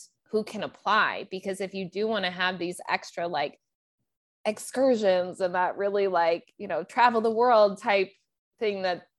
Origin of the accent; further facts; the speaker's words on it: United States; I'm American, so I know, you know, I have a lot of useful skills and I know better because look at our country.